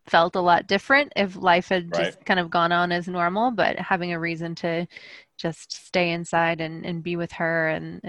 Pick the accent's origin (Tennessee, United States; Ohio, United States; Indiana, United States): Tennessee, United States; I was born in Tennessee